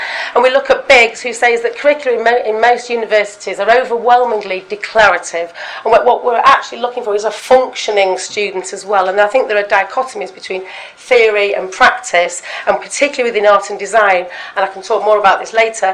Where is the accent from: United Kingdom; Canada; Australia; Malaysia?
United Kingdom; Stockport, North West England; moved away as an adult; also born or lived in London; I recently relocated back to my hometown, Stockport, Manchester